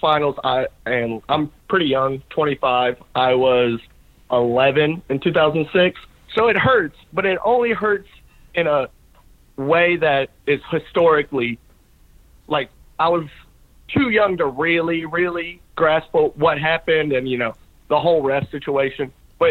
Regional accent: Dallas, Texas, United States; I'm a hometown guy. I'm from Dallas

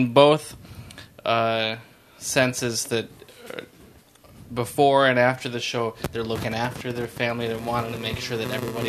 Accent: Ann Arbor, Michigan, United States; I'm from Ann Arbor.

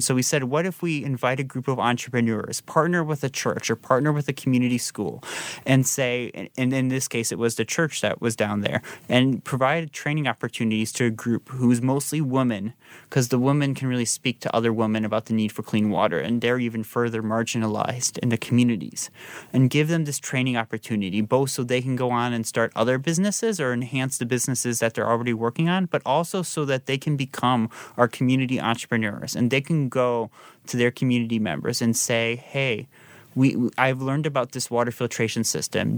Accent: Naperville, Illinois, United States; Saint Thomas Apostle Church, where I grew up in Naperville

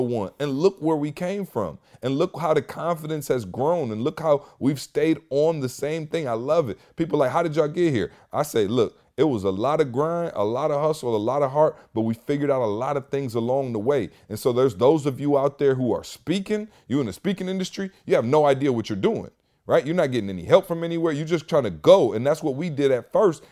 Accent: Michigan, United States; now in Atlanta, United States; I'm from Michigan.

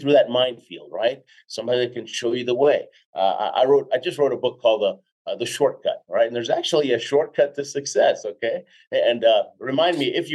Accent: Houston, Texas, United States; moved away as an adult; also born or lived in Argentina / Jackson Heights, Queens, New York; now in Colorado, United States; Then most of my life in Houston

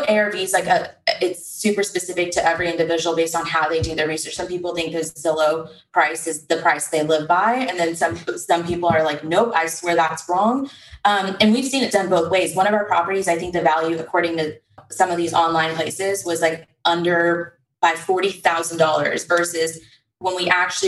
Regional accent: Texas, United States; we're from Texas

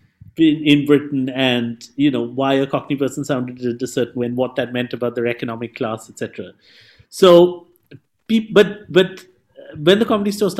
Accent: Mumbai, Maharashtra, India; English is a second language; moved away; I'm from Mumbai

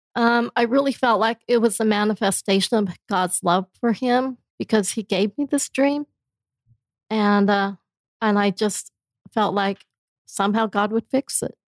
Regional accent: Blackfoot, Idaho, United States; now in Princeton, United States; I'm originally from Blackfoot, Idaho, but my parents came from China, and we were the only Chinese family in the entire town, so it was a kind of a interesting childhood there

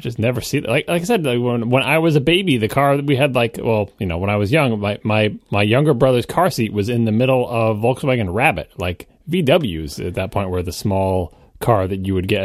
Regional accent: Long Island, New York, United States; I was growing up on Long Island

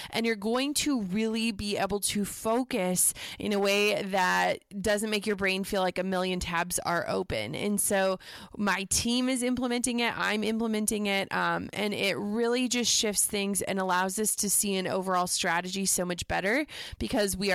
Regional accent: Midwest, United States; And I think that growing up in the Midwest, you know, we we don't do humble brags.

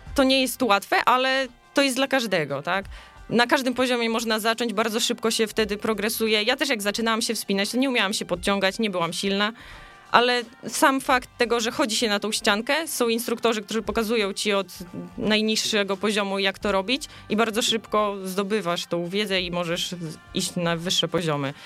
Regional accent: Suwałki, Podlaskie Voivodeship, Poland; moved away as an adult; also born or lived in Białystok; now in Silesia, Poland; urodziłam się w Suwałkach, studiowałam w Białymstoku

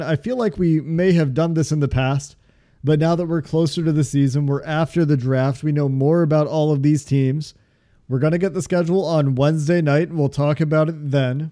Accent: outside of Chicago, Illinois, United States; I was born outside of Chicago, spent a lot of time outside of Chicago for, for school

